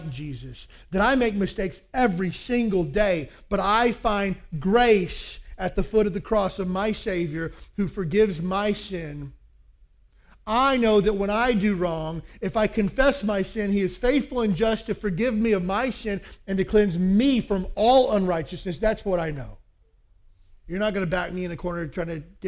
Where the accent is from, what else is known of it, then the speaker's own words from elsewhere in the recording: Kentucky, United States; I grew up in Kentucky